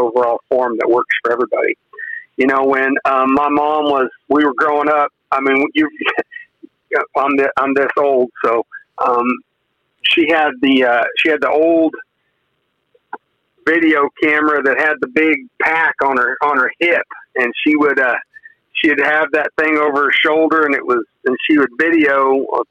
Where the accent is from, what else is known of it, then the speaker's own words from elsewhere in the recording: Weldon, Kansas, United States; moved away as an adult; also born or lived in Colorado; now in Texas, United States; I was raised not too far from Pawhuska, in a little town called Weldon, Kansas